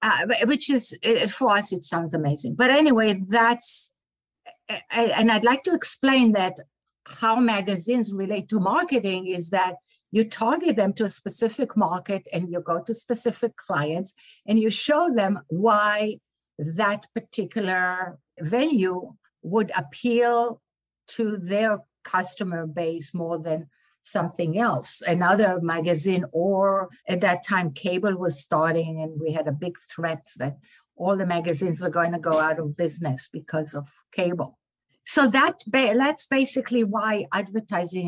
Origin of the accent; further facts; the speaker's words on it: Israel; English is a second language; moved away as an adult; also born or lived in Florida; now in New York, United States; I was born and raised in Israel